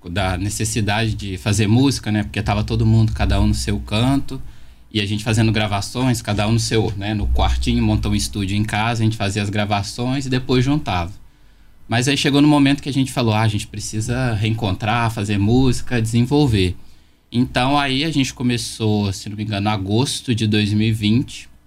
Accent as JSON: {"language": "Portuguese", "town": "São João del Rei", "region": "Minas Gerais", "country": "Brazil", "tie": "born or raised there", "said": "eu sou de São João del Rei, né, nasci aqui, estudei no Conservatório de Música aqui, me formei, fiz graduação também aqui na, na Federal de São João"}